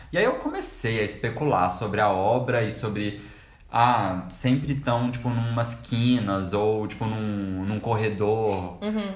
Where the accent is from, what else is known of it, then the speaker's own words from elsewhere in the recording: Brasília, Federal District, Brazil; a gente é de Brasília